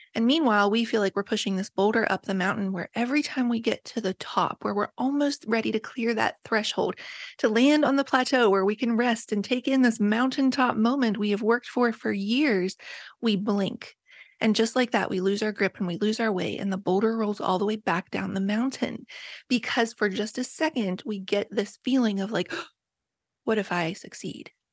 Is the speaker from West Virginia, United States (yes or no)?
yes; Appalachia, West Virginia, United States; moved away; I was raised in Appalachia